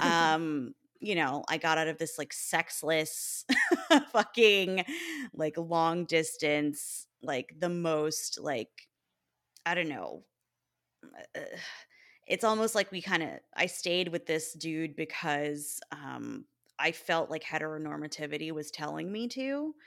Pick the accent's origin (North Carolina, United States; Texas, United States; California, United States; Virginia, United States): Texas, United States; moved away as an adult; now in Chicago, United States; my hometown